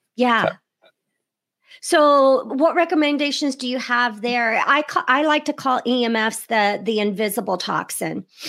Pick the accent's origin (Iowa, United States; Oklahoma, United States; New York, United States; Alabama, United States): Iowa, United States; I'm from Iowa, so right next to you there in, in Illinois